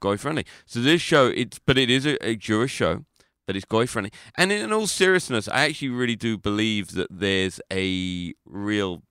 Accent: London, United Kingdom; I'm not from Liverpool. I'm from London

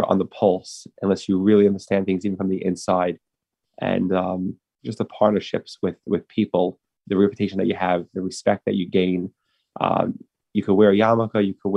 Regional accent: New York City, New York, United States; I grew up in Brooklyn, in Manhattan Beach

